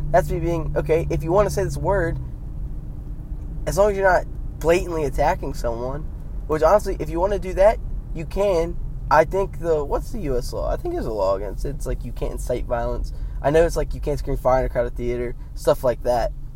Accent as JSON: {"language": "English", "country": "United States", "said": "me as an American"}